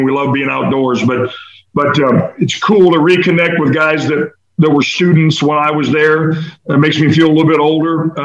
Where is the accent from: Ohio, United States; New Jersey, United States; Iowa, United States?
Iowa, United States; Iowa City; moved away as an adult; now in Sarasota, United States; I grew up in Iowa City